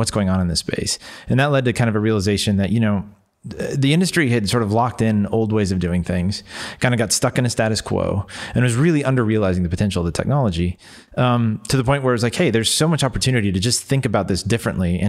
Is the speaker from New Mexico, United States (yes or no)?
yes; New Mexico, United States; growing up in New Mexico